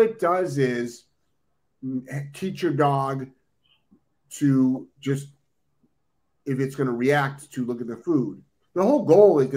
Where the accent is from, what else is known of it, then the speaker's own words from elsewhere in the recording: Ohio, United States; now in Florida, United States; I'm originally from Ohio. I spent, we used to do field trips up to Michigan